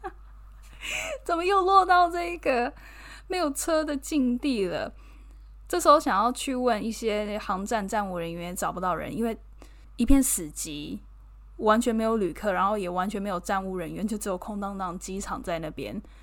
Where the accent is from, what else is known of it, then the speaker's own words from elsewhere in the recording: Taiwan; moved away as an adult; now in London, United Kingdom; 我一个打从台湾来的，才，来这边两个月